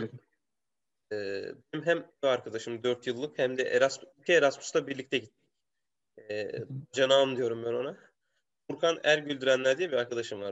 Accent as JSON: {"language": "Turkish", "region": "Konya", "country": "Turkey", "tie": "born or raised there", "also_born_or_lived": "Poland / Germany / Romania", "moved": "as an adult", "lives_now": "Belgium", "said": "ben oranın doğma büyüme çocuğum"}